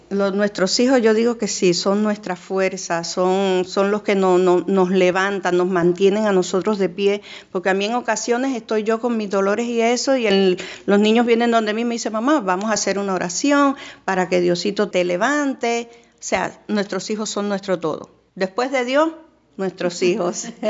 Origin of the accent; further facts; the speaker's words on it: Puerto Rico; also born or lived in Panama; now in Miami, United States; Soy puertorriqueña